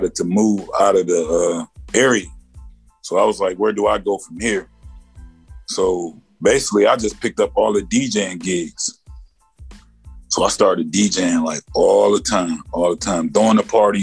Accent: Elkhart, Indiana, United States; I'm from Elkhart, Indiana

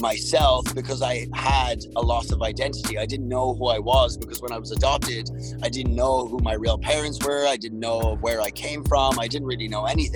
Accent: Dublin, Leinster, Ireland; also born or lived in Russia / Toronto, Canada / Hamilton, Canada; now in Canada; I actually grew up in Dublin, Ireland.

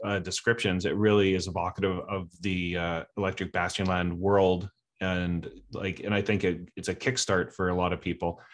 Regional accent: Canada; I'm from Canada

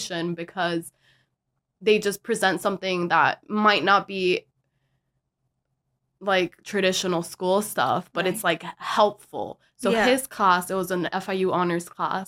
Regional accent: Miami, Florida, United States; growing up in Miami

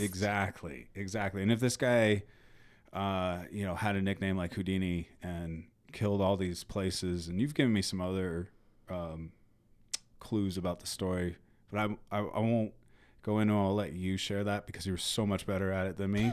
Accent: United States; I'm American

